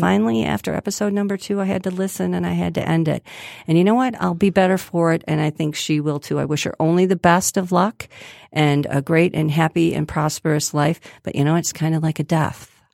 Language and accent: English; Grosse Pointe, Michigan, United States; I grew up in Grosse Pointe